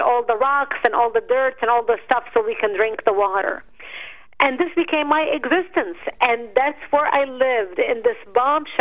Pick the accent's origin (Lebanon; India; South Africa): Lebanon; Marjayoun, Nabatieh Governorate; first language Arabic; English is a second language; now in United States; I was born and raised in Lebanon